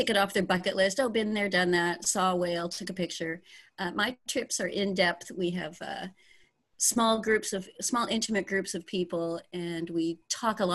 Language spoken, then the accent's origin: English; Ontario, Canada; moved away as an adult; also born or lived in British Columbia, Canada / Guerrero Negro, Mexico; now in Bahia Asuncion, Mexico; I was born in Ontario